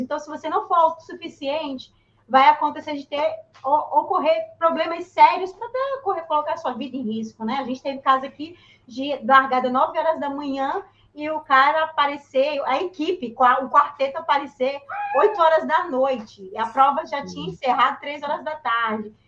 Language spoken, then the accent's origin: Portuguese; São Paulo, Brazil; moved away as an adult; eu sou de São Paulo. Uhum. A, a, a, eu vivi a, minha adolescência, a minha juventude até os meus 20 anos em São Paulo.